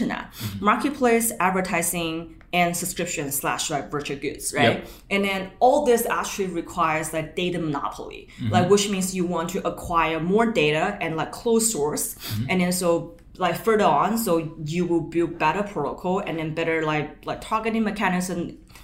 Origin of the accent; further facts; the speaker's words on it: China; moved away as an adult; also born or lived in Pittsburgh, United States / Bay Area, United States; now in San Francisco, United States; I was born and raised back in China